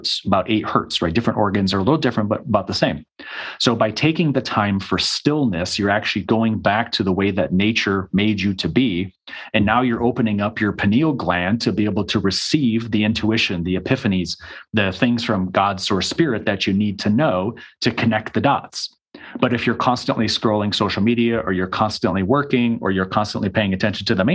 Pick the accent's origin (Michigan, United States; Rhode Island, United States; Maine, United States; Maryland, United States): Michigan, United States; moved away as an adult; also born or lived in Arizona; I immediately went to a university that was about 45 minutes from my hometown.